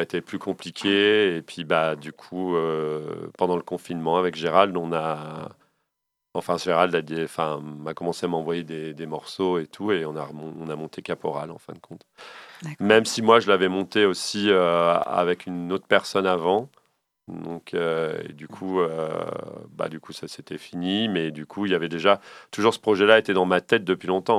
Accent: Le Havre, Normandy, France; Je suis originaire du Havre

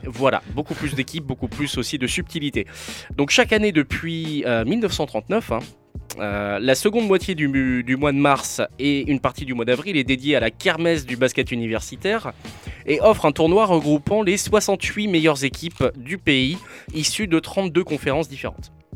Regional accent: Normandy, France; je suis normand

